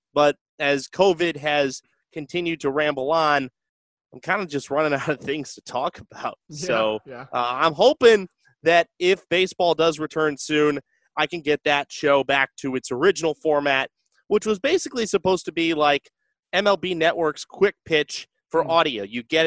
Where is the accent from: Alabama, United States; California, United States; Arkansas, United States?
California, United States; San Rafael; also born or lived in Evanston, Illinois; I am from the Bay Area. I grew up just a little bit north here in San Rafael, California